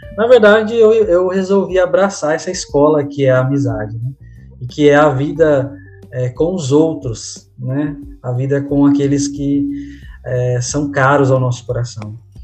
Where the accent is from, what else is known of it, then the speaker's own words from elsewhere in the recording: São Paulo, Brazil; moved away as an adult; also born or lived in Northeast Brazil; Eu sou natural de São Paulo, né? Estou em São Paulo agora, embora muitas pessoas me conheçam do Nordeste